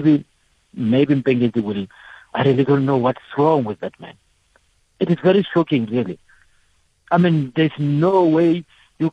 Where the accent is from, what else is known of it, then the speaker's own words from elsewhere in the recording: South Africa; also born or lived in Mokopane; us as South African soccer lovers